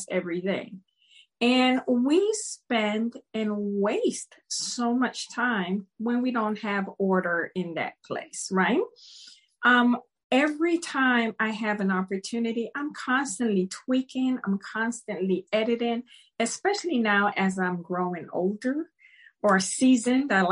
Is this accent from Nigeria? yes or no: no; Panama; also born or lived in Maryland, United States; now in United States; I grew up in Panama and I grew up in tropical weather